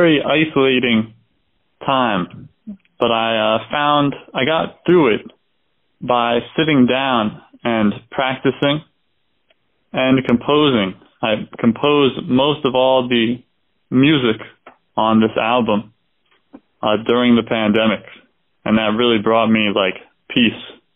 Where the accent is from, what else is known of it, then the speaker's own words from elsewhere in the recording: Doylestown, Pennsylvania, United States; I was born in Doylestown, Pennsylvania, a very, you know, kind of small place